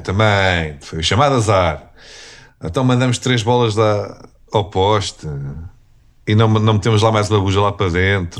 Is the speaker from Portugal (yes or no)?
yes; Portugal; eu sou português